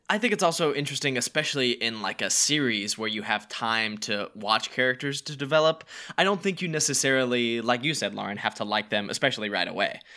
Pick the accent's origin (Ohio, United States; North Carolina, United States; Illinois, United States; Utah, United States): North Carolina, United States; now in Los Angeles, United States; we're both from North Carolina.